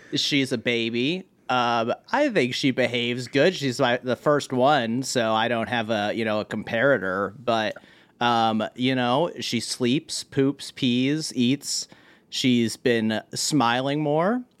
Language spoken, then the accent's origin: English; Marlborough, Connecticut, United States; also born or lived in Hartford, Connecticut; grew up in Marlborough, Connecticut